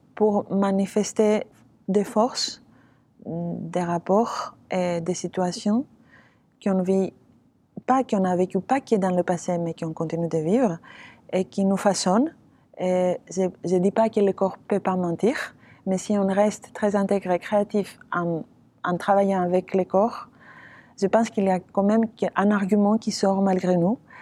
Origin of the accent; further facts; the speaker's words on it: Athens, Attica, Greece; French is a second language; moved away as an adult; Je suis née euh, à Athènes. J'ai fait tous mes études à Athènes